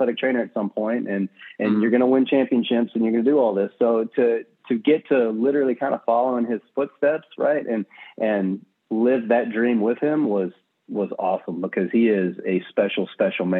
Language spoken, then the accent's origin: English; Southwest Texas, United States; also born or lived in Nacogdoches, Texas; I'm from Southwest Texas. So I've got, grew up on a ranch, speak Tex-Mex